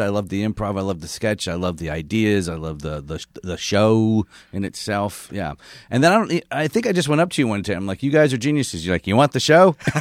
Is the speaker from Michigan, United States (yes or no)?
yes; Michigan, United States; moved away; also born or lived in San Francisco; I grew up in Michigan State country.